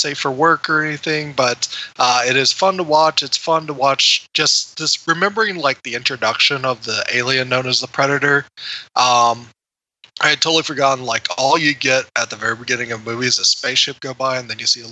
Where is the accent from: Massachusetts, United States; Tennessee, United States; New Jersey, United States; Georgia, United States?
Tennessee, United States; Memphis; moved away; my hometown Memphis